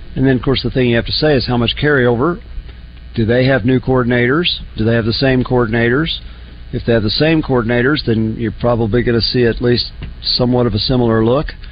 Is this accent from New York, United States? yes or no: no; Oklahoma City, Oklahoma, United States; growing up in Oklahoma. We got I was in Oklahoma City